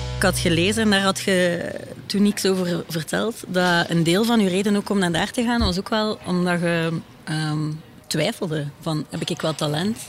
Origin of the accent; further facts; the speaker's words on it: Ghent, Flanders, Belgium; ik ben van Gent